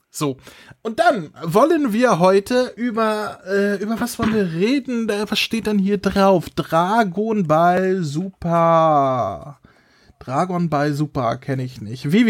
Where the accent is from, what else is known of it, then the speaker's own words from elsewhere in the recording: Germany; Ist ja deutsch. Wir sind ja Deutsche, ne? Da sagt man ja Jessica.